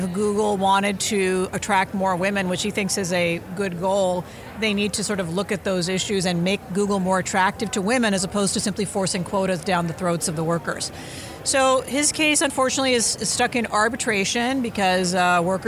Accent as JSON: {"language": "English", "region": "Deep South", "country": "United States", "tie": "born or raised there", "moved": "yes", "lives_now": "San Francisco, United States", "said": "I was a Sikh in the Deep South where I grew up, and I'm an immigrant."}